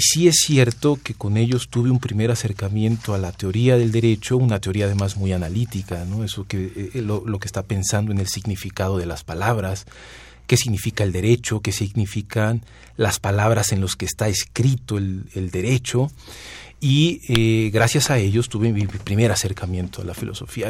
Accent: Guerrero, Mexico; also born or lived in Milan, Italy; yo soy guerrerense, yo soy de igual a Guerrero

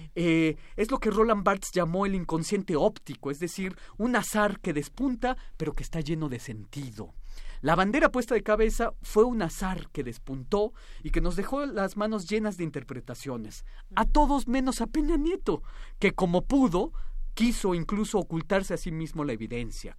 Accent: Mexico; nuestras imágenes cohesionantes como ciudadanos mexicanos

